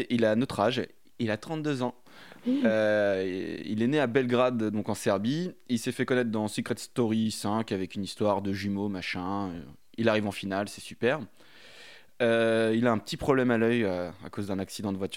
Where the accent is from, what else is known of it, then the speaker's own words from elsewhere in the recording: Tours, Centre-Val de Loire, France; 32 ans, je viens de Tours